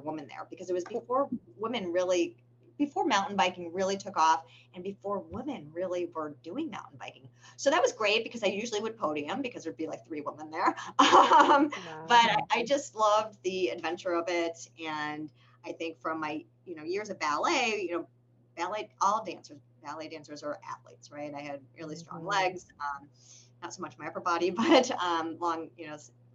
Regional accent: Massachusetts, United States; moved away; I'm from Massachusetts originally. And all of my relatives live in the Boston area.

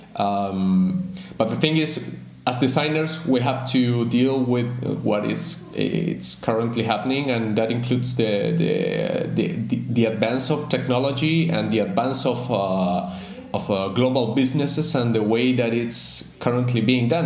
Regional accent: Santiago, Santiago Metropolitan Region, Chile; moved away as an adult; now in Lima, Peru; it's much warmer in winter than than in Santiago, uh, my my hometown.

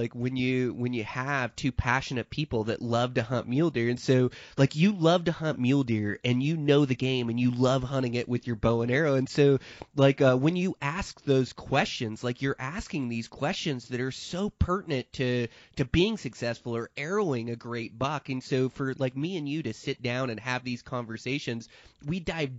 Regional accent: Montana, United States; I'll hunt my home state of Montana, which isn't known for high country mule deer.

